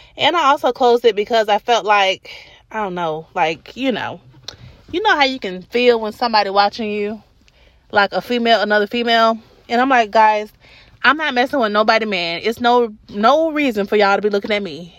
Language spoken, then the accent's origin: English; Atlanta, Georgia, United States; I'm from Adamsville